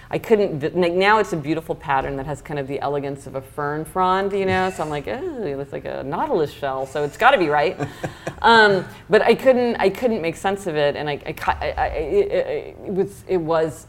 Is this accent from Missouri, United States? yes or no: yes; Kansas City, Missouri, United States; now in New York, United States; I'm from Kansas City, Missouri